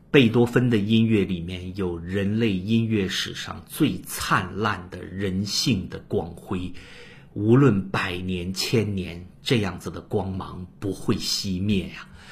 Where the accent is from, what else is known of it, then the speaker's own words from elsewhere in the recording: China; 我们中国人